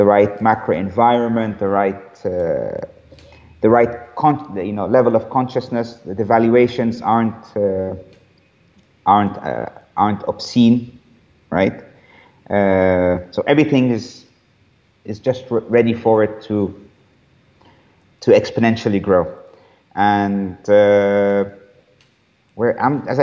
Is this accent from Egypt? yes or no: yes; Cairo, Cairo Governorate, Egypt; this is my home country or this is my hometown